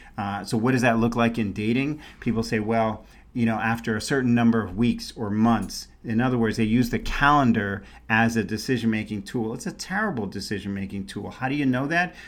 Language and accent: English; New York City, New York, United States; born or raised there; also born or lived in San Francisco Bay Area, California; now in Scottsdale, United States